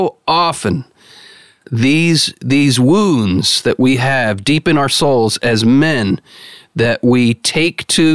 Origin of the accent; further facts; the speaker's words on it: United States; you're struck as an American